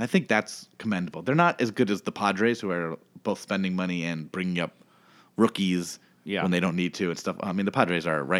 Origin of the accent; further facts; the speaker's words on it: Cleveland, Ohio, United States; born there; I love Cleveland. I was born in Cleveland.